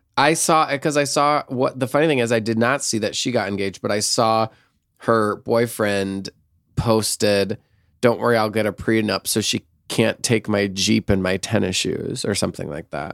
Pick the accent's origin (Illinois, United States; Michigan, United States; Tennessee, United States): Michigan, United States; moved away as an adult; also born or lived in San Francisco; growing up in Michigan